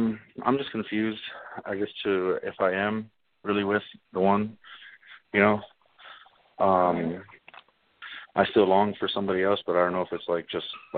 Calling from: Colorado Springs, Colorado, United States; Calling from Colorado Springs, Colorado.

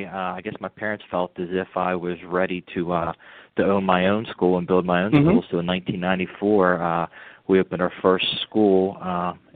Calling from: Baltimore, Maryland, United States; I'm calling from Baltimore, Maryland.

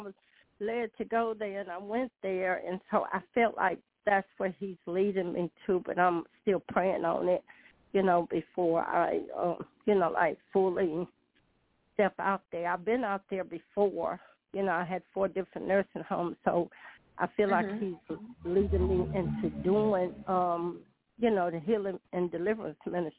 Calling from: North Carolina, United States; Hi, LaShun. … from North Carolina.

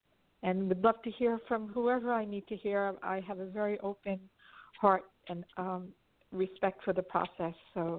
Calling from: Los Angeles, California, United States; I'm calling from Los Angeles

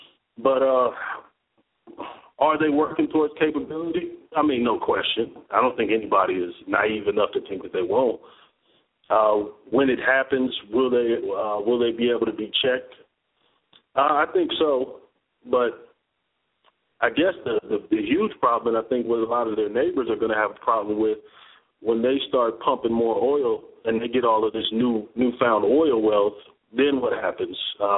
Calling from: Atlanta, Georgia, United States; in Atlanta.

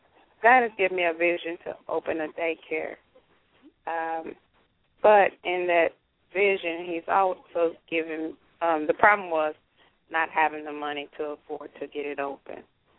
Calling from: Nashville, Tennessee, United States; from Nashville, Tennessee.

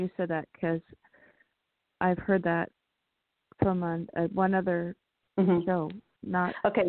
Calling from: California, United States; I am calling from California.

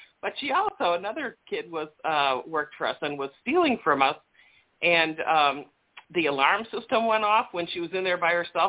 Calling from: Chicago, Illinois, United States; from Chicago.

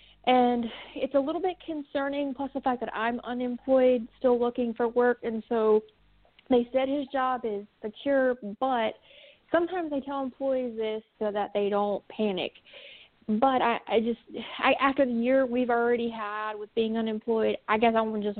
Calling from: North Carolina, United States; I'm calling from North Carolina.

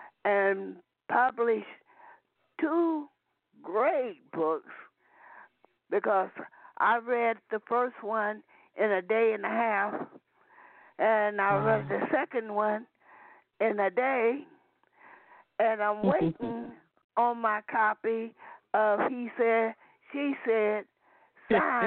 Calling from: Peoria, Illinois, United States; I'm calling from Peoria, Illinois.

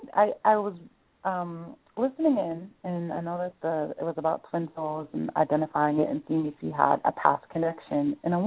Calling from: Massachusetts, United States; I'm calling from Massachusetts.

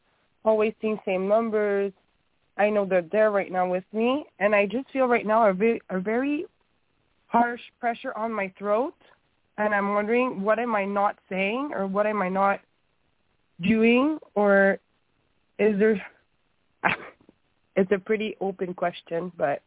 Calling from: Montreal, Quebec, Canada; I'm coming from Montreal.

